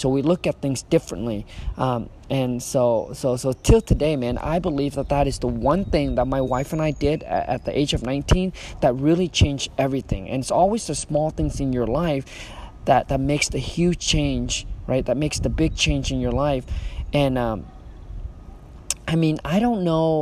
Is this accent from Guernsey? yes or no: no; Vietnam; moved away; when I was raised back in Vietnam